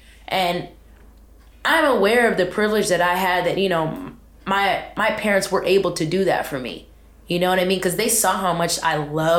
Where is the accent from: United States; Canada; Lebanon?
United States; Richmond, California; As far as the location, which is, I'm from Richmond, California.